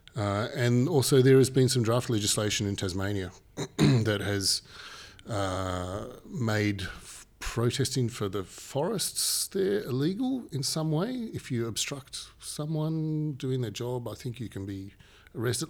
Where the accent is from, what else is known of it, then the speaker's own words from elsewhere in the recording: Papua New Guinea; now in Australia; I, not from Australia originally. I was born and, and raised in Papua New Guinea.